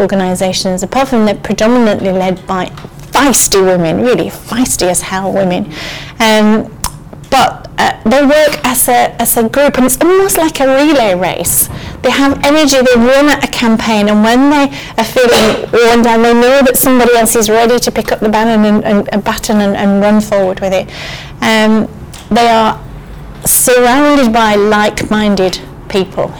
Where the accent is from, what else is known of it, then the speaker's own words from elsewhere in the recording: Morecambe, North West England, United Kingdom; when I was a girl, I was brought up in the Lake District, and there was a marina in our town, in Morecambe